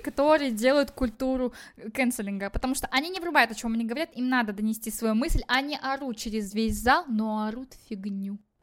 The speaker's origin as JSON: {"language": "Russian", "country": "Kazakhstan"}